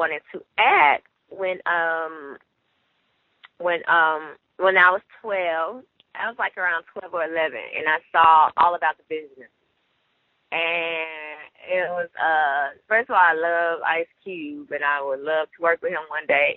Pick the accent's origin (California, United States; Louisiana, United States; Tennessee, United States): Tennessee, United States; Memphis; moved away; also born or lived in Detroit; I'm actually from Memphis, Tennessee